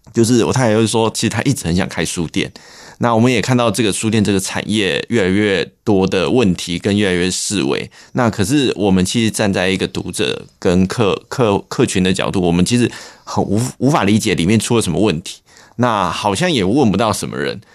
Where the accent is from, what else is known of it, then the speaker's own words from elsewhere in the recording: Longtan, Taoyuan, Taiwan; moved away as an adult; also born or lived in Hsinchu; 我们老家是在龙潭